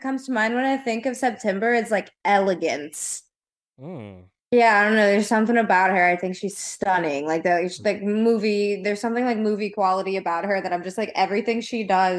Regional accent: the South, United States; now in California, United States; I'm from the South.

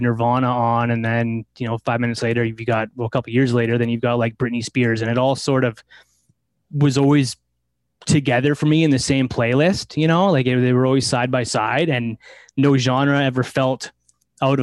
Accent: Delta, British Columbia, Canada; I grew up in Delta. I'm in the flatlands of Ladner. That's where I grew up.

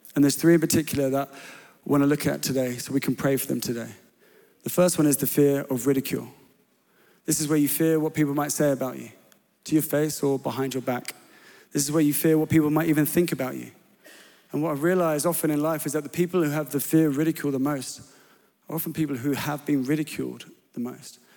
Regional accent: England, United Kingdom; I was known as the English lad living on this church property

